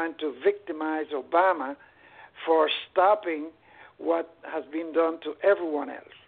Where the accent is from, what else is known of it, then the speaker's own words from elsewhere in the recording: Cuba; now in Palm Coast, United States; I just wanted to answer my fellow Cuban